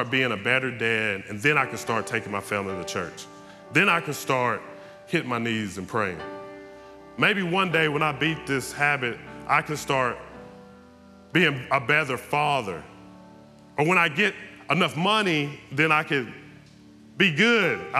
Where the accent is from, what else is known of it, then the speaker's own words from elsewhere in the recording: Texas, United States; I, I grew up in East Texas. I come to church every Sunday.